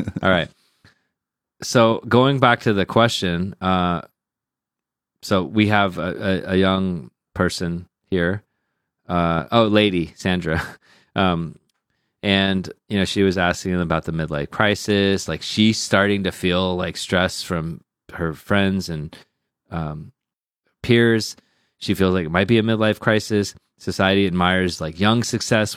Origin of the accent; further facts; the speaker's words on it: Sugar Land, Texas, United States; now in China; I'm from a place called Sugarland